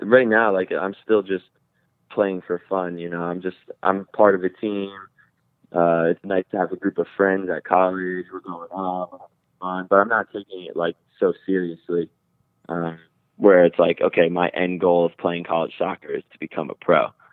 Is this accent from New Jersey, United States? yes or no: yes; New Jersey, United States; I'm from Jersey, but I'm on the border of Rockland, Rockland County, New York.